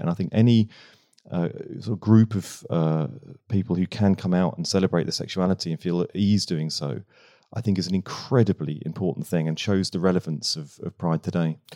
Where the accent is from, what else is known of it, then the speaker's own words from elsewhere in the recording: Bognor Regis, South East England, United Kingdom; moved away; I grew up in Bognor Regis